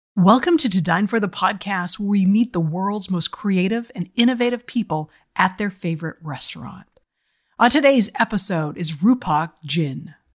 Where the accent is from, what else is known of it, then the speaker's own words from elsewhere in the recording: Boston, Massachusetts, United States; I'm from Boston area